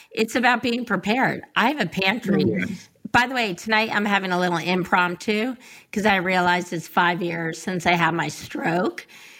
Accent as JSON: {"language": "English", "region": "Connecticut", "country": "United States", "tie": "born or raised there", "said": "I grew up in Connecticut, and I'm one of six children."}